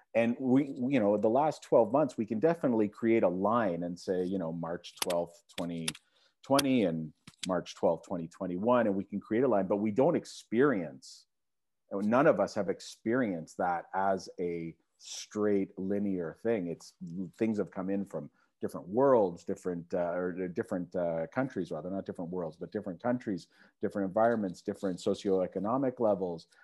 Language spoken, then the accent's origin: English; Mississauga, Ontario, Canada; also born or lived in High Park, Toronto / Etobicoke, Toronto; I grew up in Mississauga, Etobicoke, and I kinda had a foot in both camps